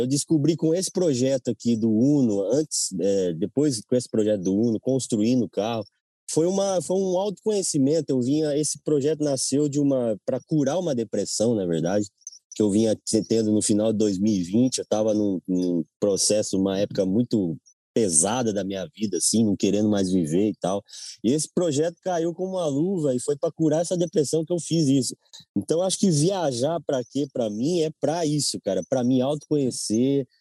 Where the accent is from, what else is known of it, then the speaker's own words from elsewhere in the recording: Nova Odessa, São Paulo, Brazil; nasci em Nova Odessa, interior de São Paulo